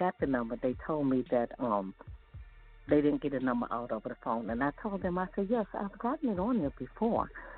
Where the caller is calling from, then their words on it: Maryland, United States; I'm calling from Maryland.